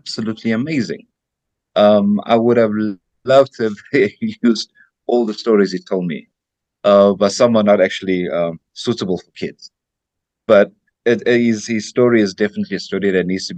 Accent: South Africa; as a South African

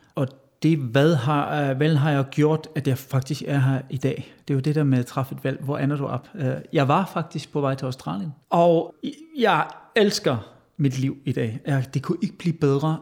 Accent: Westerwald, Rhineland-Palatinate, Germany; Danish is a second language; moved away as an adult; also born or lived in Hesse / Essen / England; now in Denmark; Jeg blev født i Hassen, men opvokset i Vestervald.

